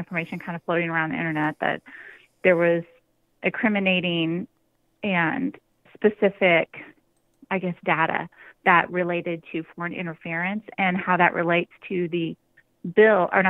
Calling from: Texas, United States; I'm calling from Texas

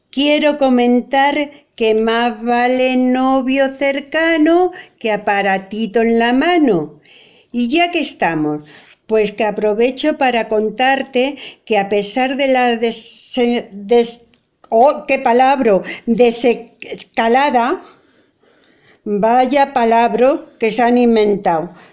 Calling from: Almagro, Castilla-La Mancha, Spain; Hola, hola Fina … de Almagro.

